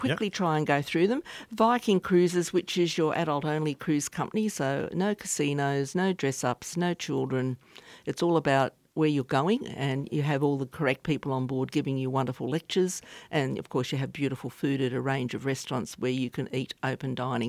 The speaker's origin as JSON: {"language": "English", "country": "Australia", "said": "as Australian passport holders"}